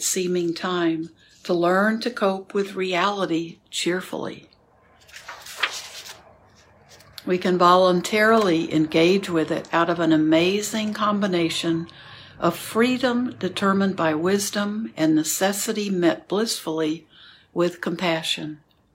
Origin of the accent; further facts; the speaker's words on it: New York, United States; I am a New Yorker